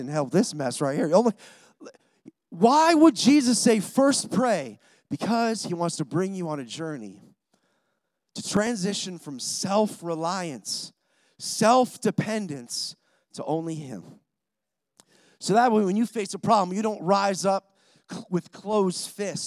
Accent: Rochester, New York, United States; I'm from Rochester, New York

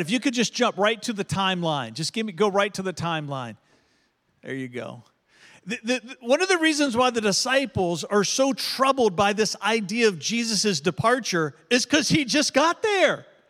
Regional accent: United States; being an American

